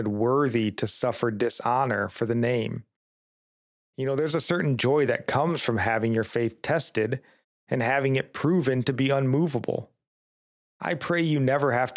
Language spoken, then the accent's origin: English; United States; we as American Christians